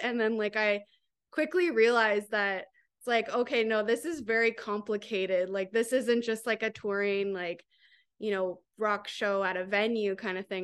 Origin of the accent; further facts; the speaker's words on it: Grand Bend, Ontario, Canada; also born or lived in Toronto; I'm from Grand Bend